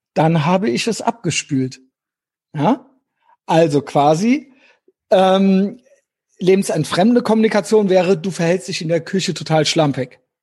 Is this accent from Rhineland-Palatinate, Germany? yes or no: yes; Rhineland-Palatinate, Germany; moved away; Ich komme ja aus äh, Rheinland-Pfalz gebürtig, was ja im Süden an NRW grenzt